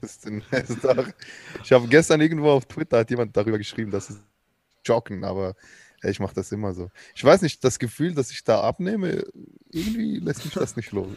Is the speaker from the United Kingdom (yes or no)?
no; Switzerland; Ich bin ja Schweizer